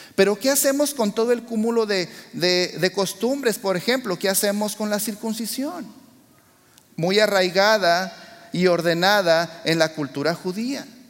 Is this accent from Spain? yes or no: no; Mexico; yo soy mexicano de nacimiento